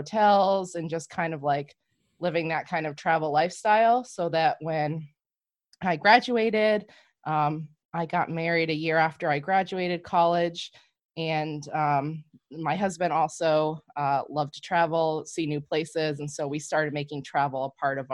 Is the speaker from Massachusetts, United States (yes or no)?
yes; Massachusetts, United States; also born or lived in New Hampshire; I am from Massachusetts, born and raised. I live about 20 miles northeast of Boston. I grew up here